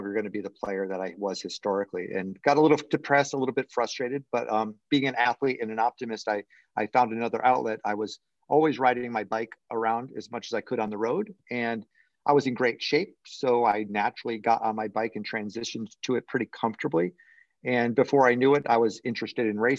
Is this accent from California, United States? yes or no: no; Connecticut, United States; moved away as an adult; now in Florida, United States; I grew up in Connecticut, up in New England, in the States.